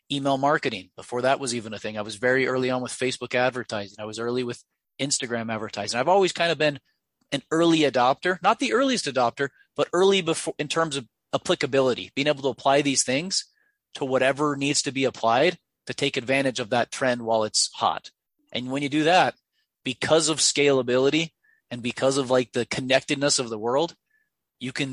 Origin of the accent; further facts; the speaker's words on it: Ogden, Utah, United States; a diesel mechanic repair shop out of my hometown of Ogden, Utah